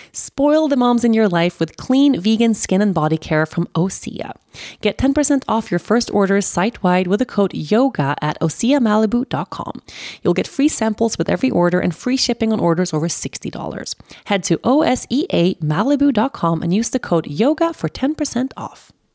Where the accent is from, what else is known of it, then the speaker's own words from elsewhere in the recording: Sweden; I'm from Sweden. My family's lived in Sweden for generations.